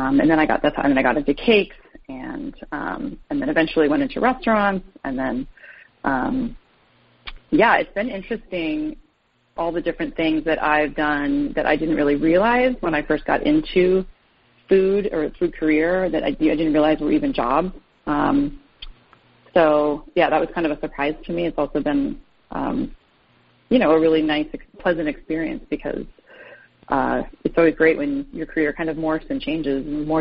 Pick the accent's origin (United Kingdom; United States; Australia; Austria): United States; Duxbury, Massachusetts; I grew up on the South Shore in a small town called Duxbury, which now has claim to fame to the Island Creek oysters.